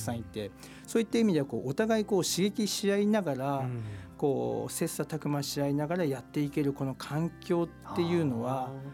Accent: Utsunomiya, Tochigi, Japan; born or raised there; moved away as an adult; also born or lived in Gifu / Tokyo / France

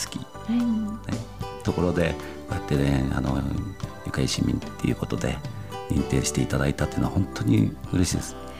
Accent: Utsunomiya, Tochigi, Japan; 宇都宮で育って

